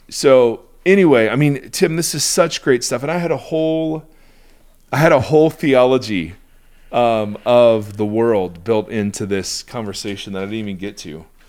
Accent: United States; I, as an American

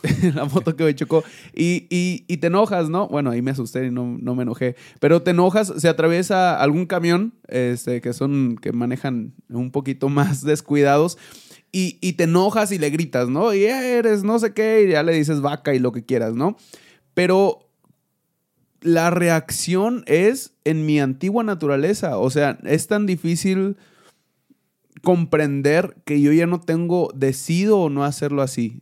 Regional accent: Mexico; Cuando estamos en México, somos mexicanos

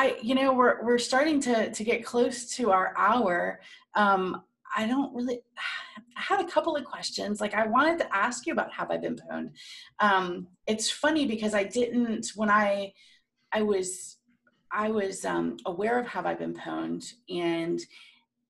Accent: Cocoa Beach, Florida, United States; moved away as an adult; now in Washington, DC, United States; I grew up like near Cocoa Beach

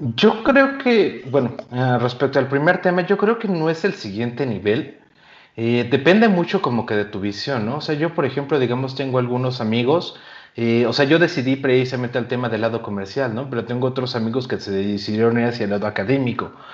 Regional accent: Yucatán, Mexico; yo soy yucateco

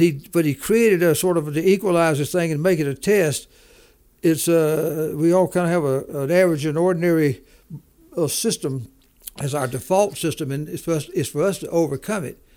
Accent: Macon, Georgia, United States; moved away; also born or lived in Denver; from Macon, Georgia, lived there, all, born and raised there

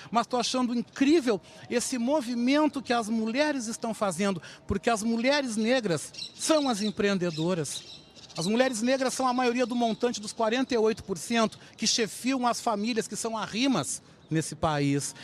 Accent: Rio Grande do Sul, Brazil; Também mostrando que eu sou um homem do sul. Também ressaltando esse lado de ser gaúcho

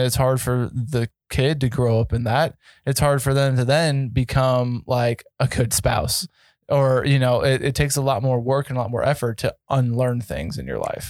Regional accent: Colorado, United States; I grew up in Colorado

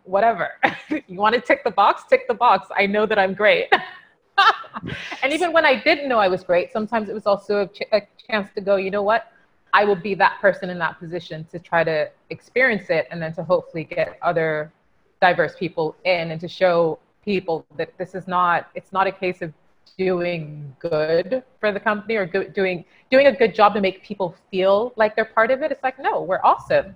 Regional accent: United Kingdom; being British Nigerian

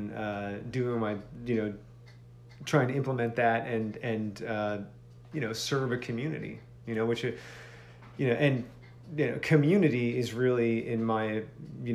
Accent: Philadelphia, Pennsylvania, United States; I grew up in and outside of Philadelphia

